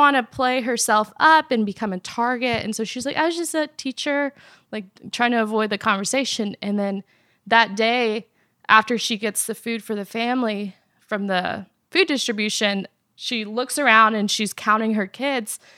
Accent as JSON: {"language": "English", "country": "Afghanistan", "tie": "born or raised there", "moved": "yes", "said": "I was born in Afghanistan"}